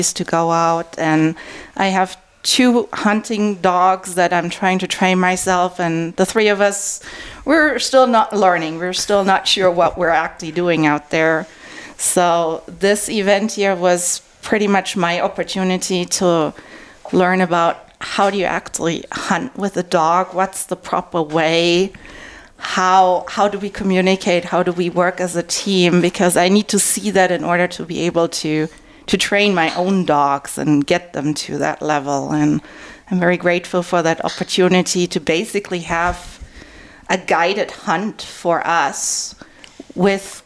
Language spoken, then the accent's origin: English; Germany; now in Arizona, United States; I'm originally from Germany